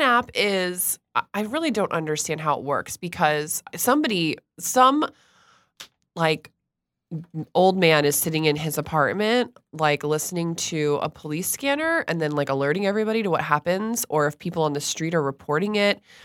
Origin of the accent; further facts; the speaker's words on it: Stuart, Florida, United States; moved away; I grew up in Stuart, Florida